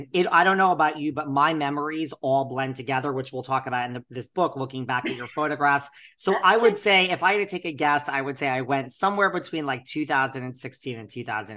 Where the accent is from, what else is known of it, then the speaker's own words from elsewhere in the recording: United States; also born or lived in Connecticut; I grew up between New York and Connecticut. So I'm like East Coast all the way.